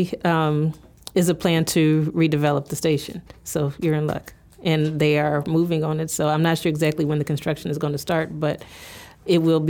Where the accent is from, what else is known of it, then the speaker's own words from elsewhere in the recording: Columbus, Ohio, United States; now in Cleveland, United States; I grew up in Columbus